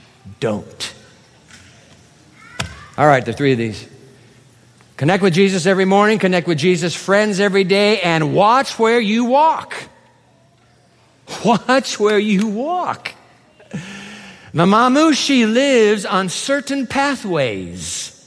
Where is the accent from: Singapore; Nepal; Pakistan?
Singapore; also born or lived in Japan; I grew up in Singapore as well as Japan. Went to school in Singapore.